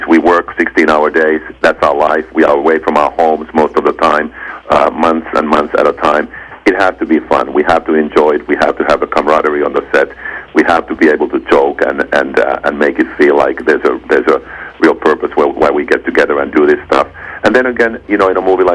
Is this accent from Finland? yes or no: yes; Finland; moved away as an adult; I come from Finland